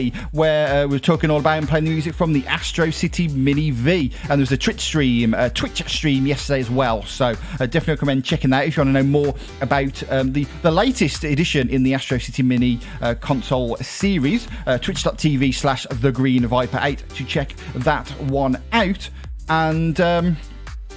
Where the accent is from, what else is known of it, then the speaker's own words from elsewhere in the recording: Dudley, West Midlands, United Kingdom; I'm from Dudley in the West Midlands, here in the heart of the Black Country.